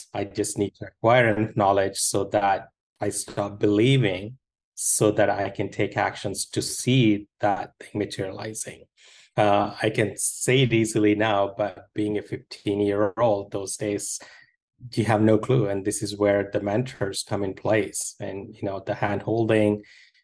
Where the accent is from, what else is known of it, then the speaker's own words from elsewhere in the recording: India; moved away; I grew up in India